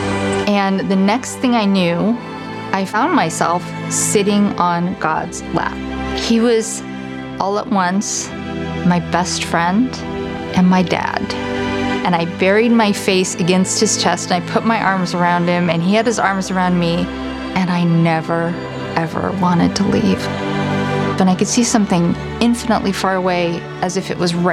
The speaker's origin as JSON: {"language": "English", "town": "Council Bluffs", "region": "Iowa", "country": "United States", "tie": "born or raised there", "said": "I grew up in Council Bluffs, Iowa, in a Jewish family"}